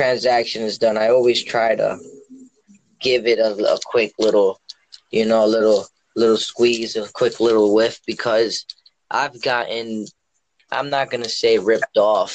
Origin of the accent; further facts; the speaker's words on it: New York, United States; I grew up in New York